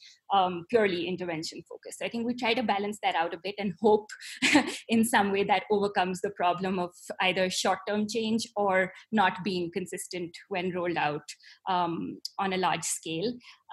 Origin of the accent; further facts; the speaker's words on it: India; but you said you are a person of color because I'm Indian, but I don't think you are.